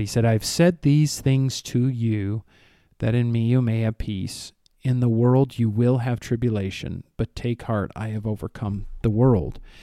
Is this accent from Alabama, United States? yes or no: no; Rockford, Illinois, United States; moved away; my hometown